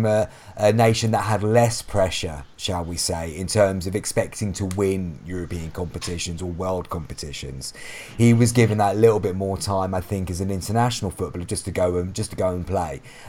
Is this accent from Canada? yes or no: no; England, United Kingdom; as an Englishman